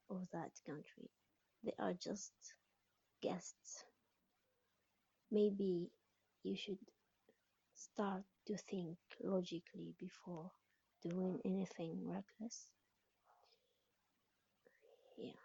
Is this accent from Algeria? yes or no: yes; Algeria; I'm an atheist from Algeria.